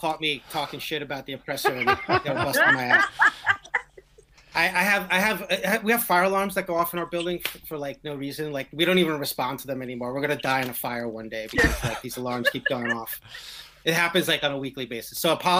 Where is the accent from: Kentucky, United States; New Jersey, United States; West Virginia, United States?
New Jersey, United States; Jersey City; I grew up in Jersey City, New Jersey. I played basketball. I went to a Catholic, you know, grade school. I had mostly a lot of Anglo friends.